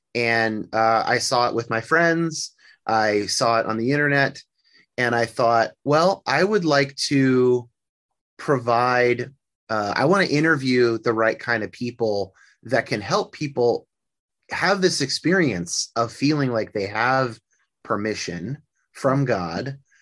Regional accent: near San Francisco, Northern California, United States; now in Seattle, United States; I grew up in California, uh, in Northern California. Not, I didn't grow up in Hollywood. I grew up near San Francisco

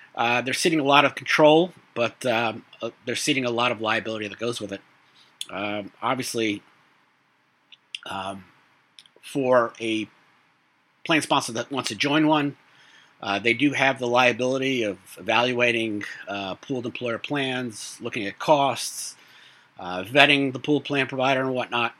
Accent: New York City, New York, United States; now in Long Island, United States; I grew up in Brooklyn

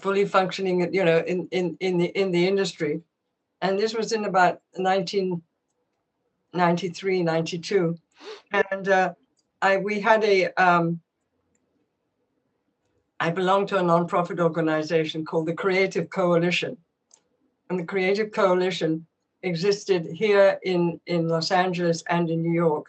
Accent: England, United Kingdom; I grew up in England, and Wycombe Abbey

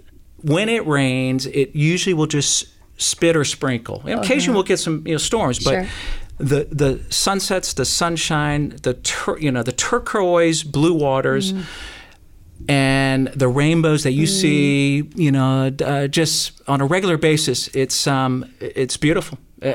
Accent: Honolulu, Hawaii, United States; So growing up in Hawaii, like I said, 9 blocks from Waikiki Beach.

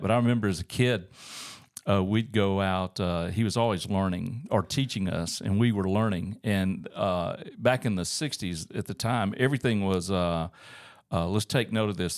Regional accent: Auburn, Alabama, United States; moved away as an adult; also born or lived in Tuskegee, Alabama / Columbus, Georgia; now in Northwest Arkansas, United States; I grew up in Auburn, Alabama.

